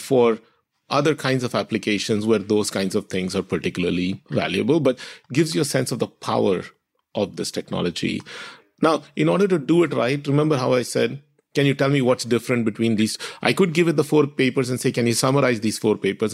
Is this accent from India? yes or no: yes; Maharashtra, India; moved away; My family is ethnically Tamil. grew up in Maharashtra, where a lot of my immediate friends spoke Marathi.